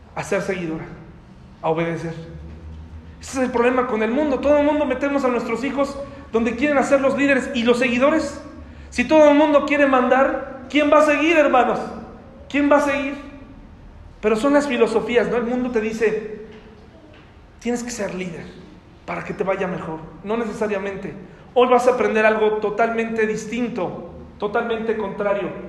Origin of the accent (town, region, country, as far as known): Mexico